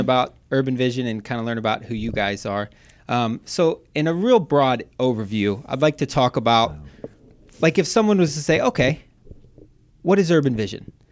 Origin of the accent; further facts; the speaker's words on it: Wadsworth, Ohio, United States; also born or lived in Westerville, Ohio; I lived most of my life in Wadsworth